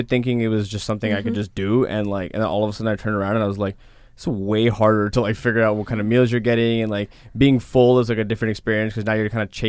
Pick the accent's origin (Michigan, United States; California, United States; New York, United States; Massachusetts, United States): California, United States; Los Angeles; Like, I'm from Los Angeles.